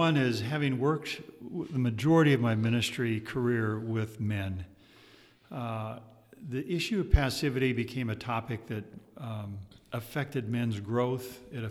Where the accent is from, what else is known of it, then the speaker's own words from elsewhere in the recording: north central Iowa, United States; moved away as an adult; also born or lived in Columbia, Missouri; I grew up in Iowa. Grew up on a farm there, a small farm in north central Iowa. Graduated from Iowa State University.